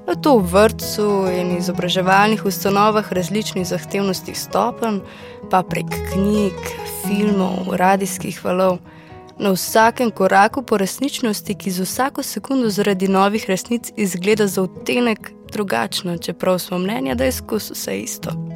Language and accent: Slovenian; Slovenia; Slovenci smo menda znani po tem, da gostom težimo s copati